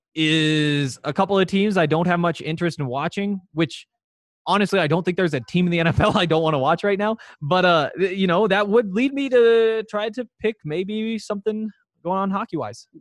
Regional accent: Montana, United States; growing up in Montana

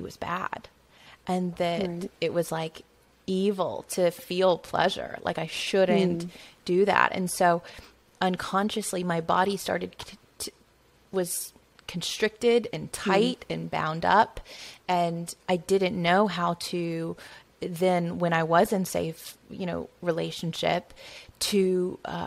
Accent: Bible Belt, the South, United States; growing up in the South in the Bible Belt

